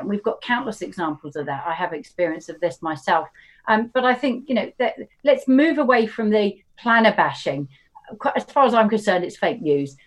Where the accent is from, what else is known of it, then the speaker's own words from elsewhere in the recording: Horsham, South East England, United Kingdom; moved away; I don't live, but I grew up in Horsham